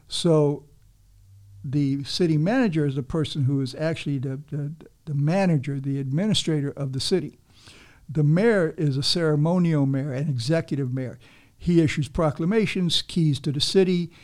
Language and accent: English; Havana, Cuba; now in Miami, United States; I'm a Cuban myself. You know, I was born in Havana